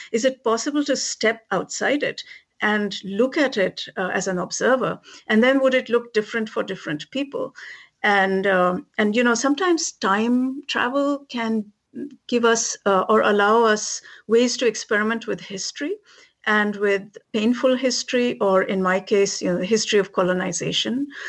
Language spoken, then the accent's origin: English; India; moved away as an adult; now in Massachusetts, United States; I was a kid growing up in India